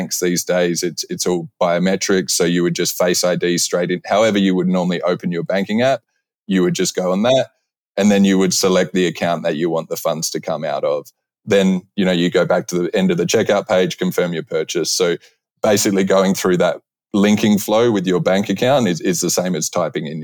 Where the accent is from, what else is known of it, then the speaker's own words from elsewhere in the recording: Australia; moved away as an adult; now in United States; I'm Australian. I've been in the US for over 10 years.